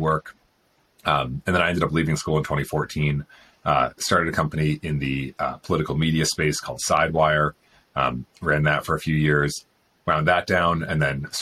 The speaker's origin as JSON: {"language": "English", "area": "outside of Boston", "region": "Massachusetts", "country": "United States", "tie": "born or raised there", "also_born_or_lived": "Stanford, California", "moved": "as an adult", "lives_now": "Austin, United States", "said": "I grew up in outside of Boston in Massachusetts"}